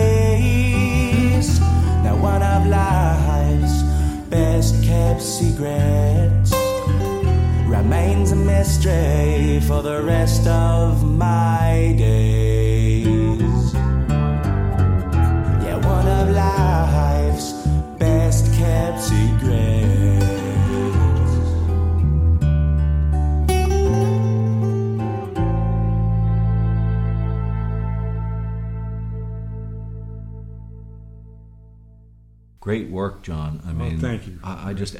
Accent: Red Hook, New York, United States; I grew up in Red Hook.

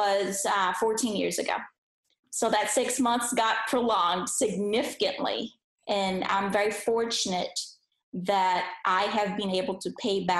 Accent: Brazil; English is a second language; moved away as an adult; also born or lived in Philadelphia; I was born in Brazil, and that's where I grew up. So I was there for 21 years of my life, and I didn't speak any English.

